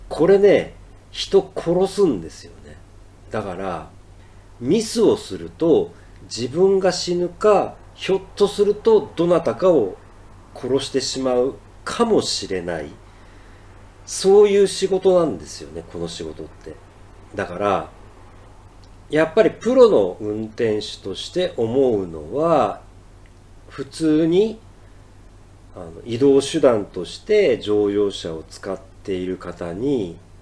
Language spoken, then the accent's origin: Japanese; Ehime, Japan; now in Tokyo, Japan; 僕の実家の愛媛